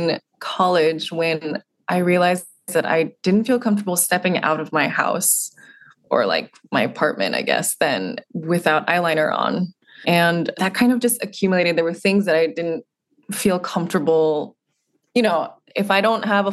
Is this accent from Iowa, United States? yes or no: no; Houston, Texas, United States; growing up in Houston, Texas, all I wanted to do was be blonde and tan